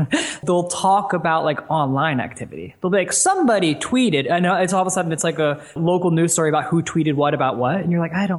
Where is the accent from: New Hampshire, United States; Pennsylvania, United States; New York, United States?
Pennsylvania, United States; Philadelphia; I'm from Philadelphia